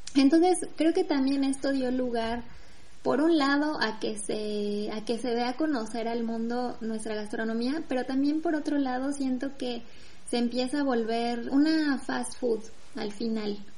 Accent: Mexico; now in France; soy mexicana

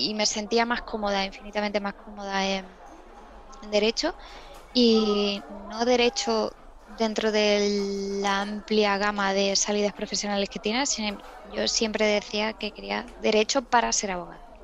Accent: Seville, Andalusia, Spain; en Sevilla

